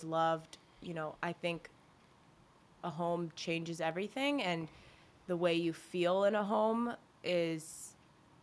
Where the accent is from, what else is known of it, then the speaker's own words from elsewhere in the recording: Burke, Virginia, United States; I grew up in Burke, Virginia